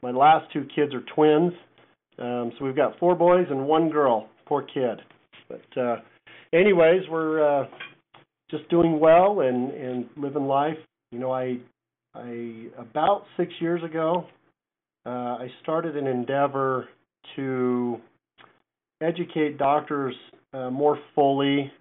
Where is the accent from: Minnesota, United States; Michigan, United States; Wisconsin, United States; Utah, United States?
Utah, United States; Ogden; moved away as an adult; also born or lived in Virginia; now in Prescott, United States; Grew up in Ogden, Utah